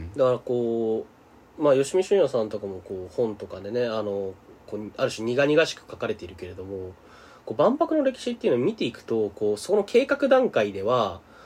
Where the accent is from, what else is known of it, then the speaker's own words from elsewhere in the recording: Tokyo, Japan; 僕、東京出身